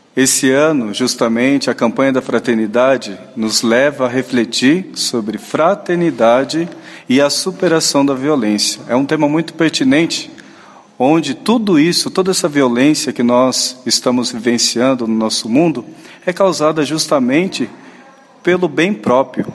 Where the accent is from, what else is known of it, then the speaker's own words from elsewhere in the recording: Itapeva, São Paulo, Brazil; moved away as an adult; now in Curitiba, Brazil; Eu sou natural de São Paulo, interior, cidade chamada Itapeva.